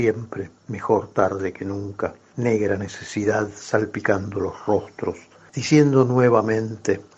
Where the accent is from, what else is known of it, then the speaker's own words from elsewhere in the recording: Buenos Aires, Argentina; yo soy porteño.